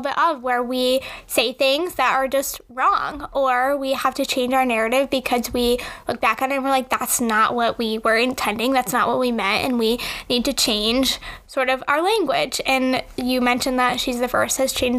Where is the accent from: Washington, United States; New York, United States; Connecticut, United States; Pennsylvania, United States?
Connecticut, United States; I grew up in Connecticut